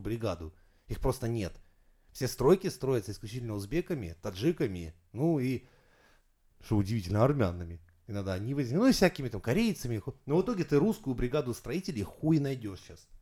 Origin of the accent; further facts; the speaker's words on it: Saint Petersburg, Russia; я из Петербурга